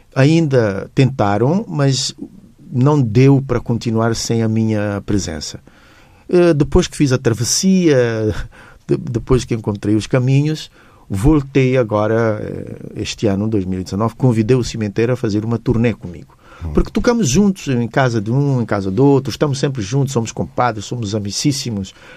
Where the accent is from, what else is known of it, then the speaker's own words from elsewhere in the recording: Tarrafal, Cape Verde; tratam-me como o filho do Tarrafal, naquele sentido, eu sou o menino mimado da zona onde eu nasci